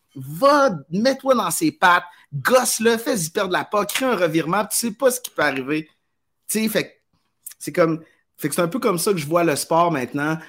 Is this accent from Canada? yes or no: yes; Quebec, Canada; j'ai grandi au Québec